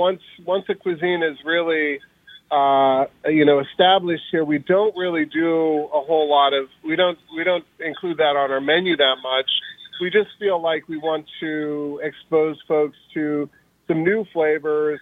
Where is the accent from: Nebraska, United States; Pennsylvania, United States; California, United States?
Nebraska, United States; moved away as an adult; also born or lived in Kansas / Iowa / Brazil / Louisiana; now in New Orleans, United States; I'm from the Midwest. I born in Kansas, grew up in Nebraska, went to school in Iowa.